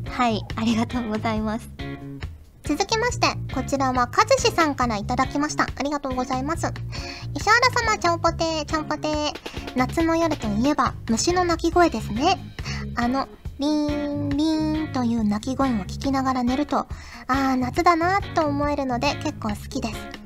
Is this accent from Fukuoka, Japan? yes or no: yes; Fukuoka, Japan; 私も福岡出身だった